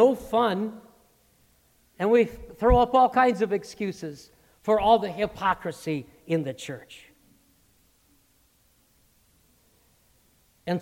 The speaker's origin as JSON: {"language": "English", "town": "Morris", "region": "Illinois", "country": "United States", "tie": "born or raised there", "moved": "yes", "said": "my confirmation pastors back in my hometown of Morris, Illinois"}